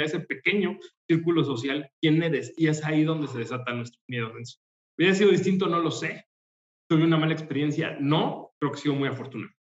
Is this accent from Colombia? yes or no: no; Aguascalientes, Mexico; moved away as an adult; also born or lived in Mexico City; now in Querétaro, Mexico; toda mi vida, desde los 5 años hasta los 28 años, crecí en el Bello Aguascalientes